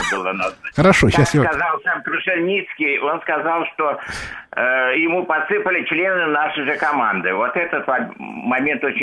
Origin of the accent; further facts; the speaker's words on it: Moscow Oblast, Russia; я из Подмосковья.